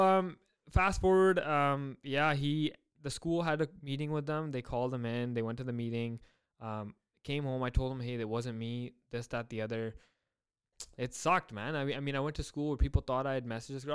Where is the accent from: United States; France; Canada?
Canada; Surrey, British Columbia; I grew up in Surrey born and raised